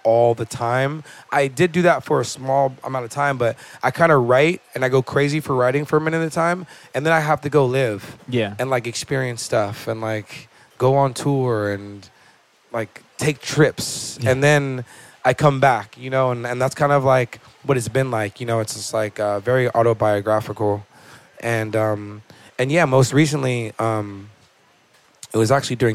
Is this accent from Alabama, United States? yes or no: no; Malibu, California, United States; I grew up in Malibu, California, beach town, really chill